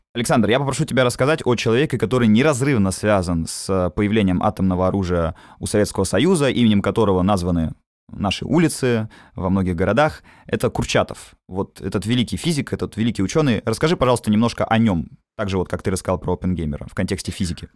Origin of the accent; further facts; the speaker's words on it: Obninsk, Kaluga Oblast, Russia; я сам уроженец города Обнинск